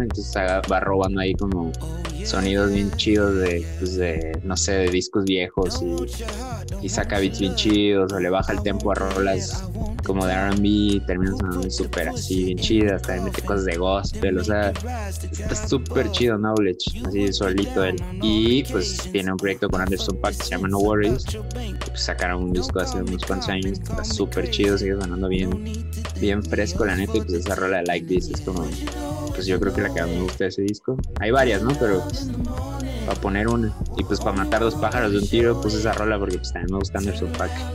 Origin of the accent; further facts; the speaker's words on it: Coatzacoalcos, Veracruz, Mexico; now in Cholula, Mexico; mi ciudad natal, Coatzacoalcos, Veracruz